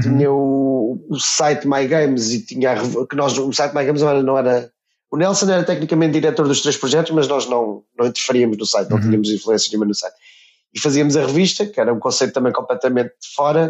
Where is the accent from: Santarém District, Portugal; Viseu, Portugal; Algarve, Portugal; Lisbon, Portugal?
Santarém District, Portugal; near Santarém; moved away; also born or lived in England; na minha terra natal, que era o Cartaz, perto de Santarém